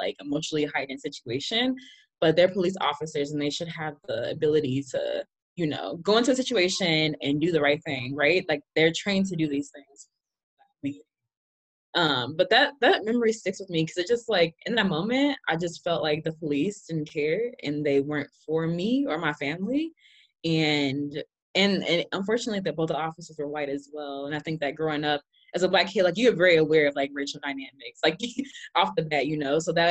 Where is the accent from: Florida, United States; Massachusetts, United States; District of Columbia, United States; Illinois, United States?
Illinois, United States; Chicago; I grew up in Austin, and that's like considered to be a middle income neighborhood